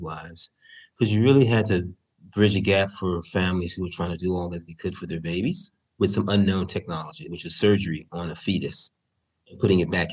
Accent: San Francisco, California, United States; I'm from San Francisco

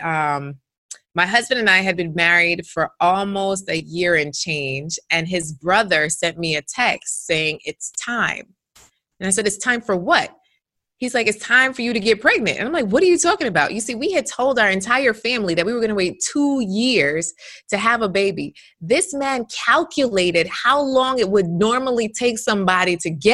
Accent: New York, United States; moved away as an adult; now in South Florida, United States; I'm a New Yorker by raised

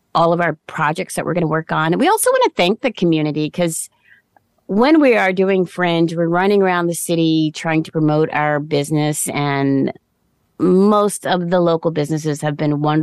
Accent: Baltimore, Maryland, United States; also born or lived in New Jersey; now in Hamilton, Canada; I grew up in Baltimore, Maryland, in a fairly industrial town in its day

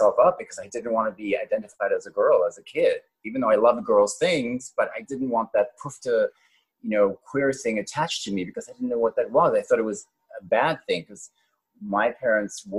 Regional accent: Cape Town, Western Cape, South Africa; moved away as an adult; also born or lived in Johannesburg, South Africa; now in New York City, United States; I was born in Johannesburg, South Africa, and I grew up in Cape Town, and then I went back to Johannesburg to finish my high school

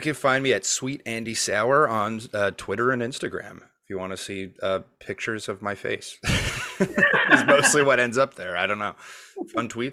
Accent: Montreal, Quebec, Canada; now in Toronto, Canada; I'm from Montreal. We'd never heard of Second City before I moved here

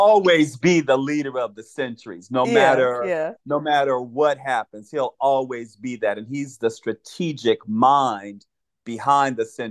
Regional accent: California, United States; also born or lived in Birmingham, Alabama; I was born in Birmingham, Alabama, but I was raised in California since the age of 2

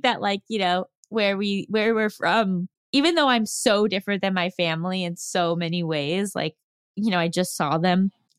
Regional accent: New York, United States; moved away as an adult; now in Los Angeles, United States; I'm a New Yorker. And it's like, yeah, but you haven't lived there since you were 18. I've spent like my entire adult life living in on the West Coast.

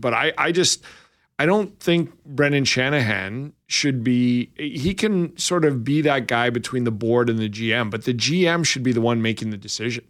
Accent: Lethbridge, Alberta, Canada; moved away; I'm from Lethbridge

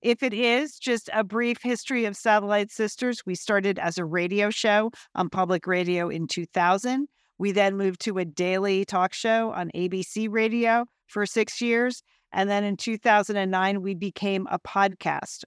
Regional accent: Connecticut, United States; We grew up in Connecticut.

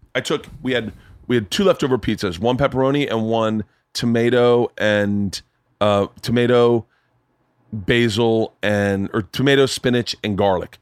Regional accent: Florida, United States; I grew up in Florida

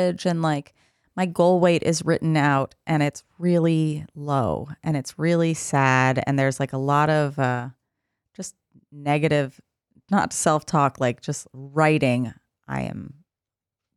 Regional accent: New York City, New York, United States; growing up in New York City

